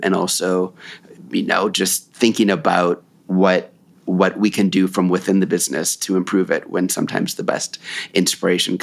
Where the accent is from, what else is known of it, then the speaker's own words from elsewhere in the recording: United States; I'm from the United States